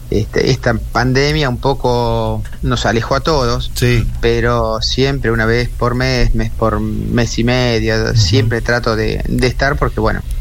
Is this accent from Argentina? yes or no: yes; Argentina; accent: provincial; porque ya tengo mi, acento pueblerino, mi acento provinciano y me cuesta hablar como puede hablar un porteño sin trabarse